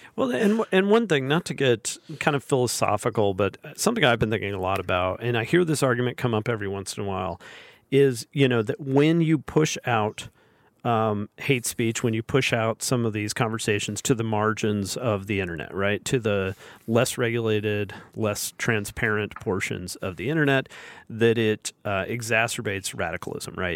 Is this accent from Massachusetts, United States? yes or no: no; Alabama, United States; when I was a kid growing up in Al, in, in Alabama, where I still live in Alabama